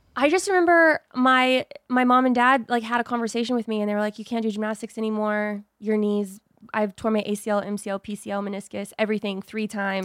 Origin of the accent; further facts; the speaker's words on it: Texas, United States; moved away as an adult; now in Los Angeles, United States; I was born in Texas